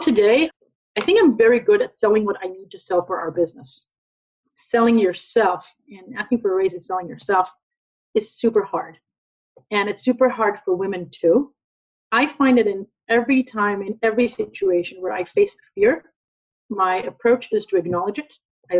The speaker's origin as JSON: {"language": "English", "region": "London", "country": "United Kingdom", "tie": "born there", "said": "I was born in London, but I'm an Israeli"}